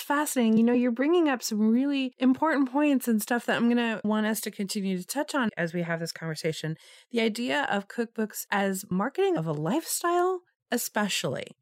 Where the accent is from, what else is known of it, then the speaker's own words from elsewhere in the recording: Los Angeles, California, United States; growing up in Los Angeles in the eighties